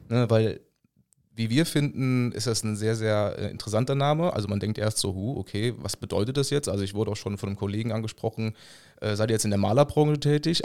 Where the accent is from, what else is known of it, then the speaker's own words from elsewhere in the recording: Rhineland, Germany; als Rheinländer